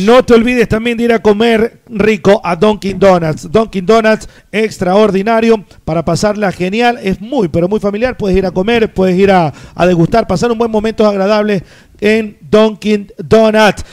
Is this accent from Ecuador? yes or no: yes; Guayaquil, Guayas, Ecuador; yo crecí en Guayaquil